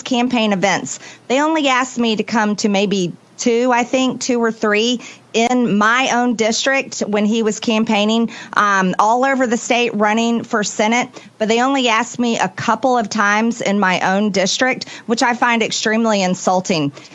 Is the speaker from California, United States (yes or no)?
no; Georgia, United States; my home state